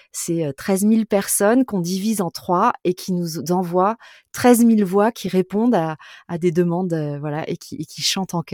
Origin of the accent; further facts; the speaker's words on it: France; also born or lived in Toulouse / Bordeaux; je suis quand même fondamentalement plutôt océanique. Euh, je suis bordelaise et euh, ah toulousaine.